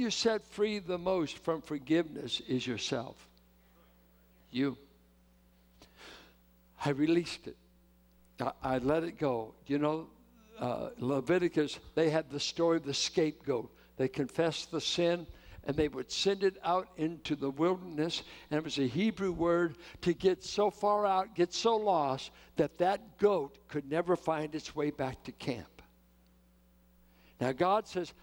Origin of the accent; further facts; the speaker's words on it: Richmond, California, United States; I'm from Richmond.